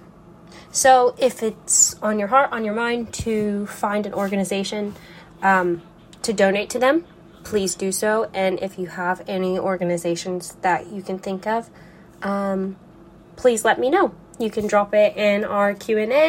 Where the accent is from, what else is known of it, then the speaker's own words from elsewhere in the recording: United States; as an American